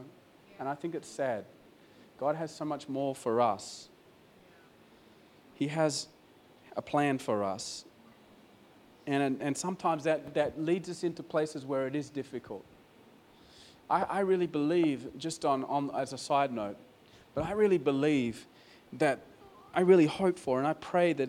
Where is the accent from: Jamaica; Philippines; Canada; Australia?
Australia; I'm an Australian